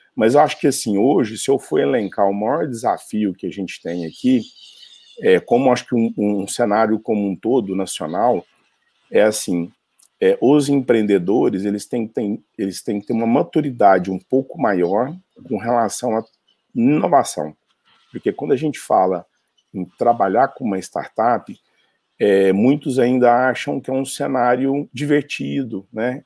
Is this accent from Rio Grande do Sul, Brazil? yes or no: no; Uberaba, Minas Gerais, Brazil; also born or lived in São Paulo; eu sou de Uberaba, Minas Gerais